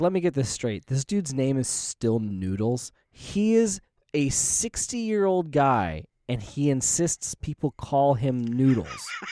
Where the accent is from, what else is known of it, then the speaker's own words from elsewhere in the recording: United States; as an American